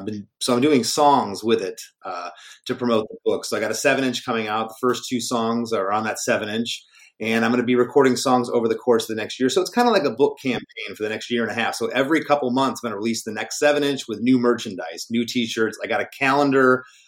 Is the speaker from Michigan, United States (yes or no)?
yes; Michigan, United States; born there; I was born in Michigan in 1973.